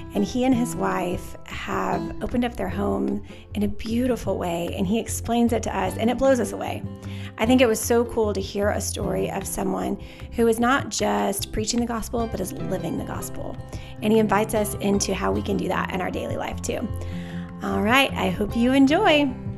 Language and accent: English; Dallas, Texas, United States; I'm from South Dallas